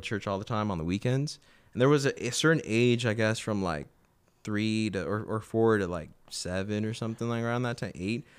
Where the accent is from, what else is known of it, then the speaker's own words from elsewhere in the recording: San Fernando Valley, California, United States; also born or lived in Manhattan, New York / Burbank / North Hollywood; I grew up in San Fernando Valley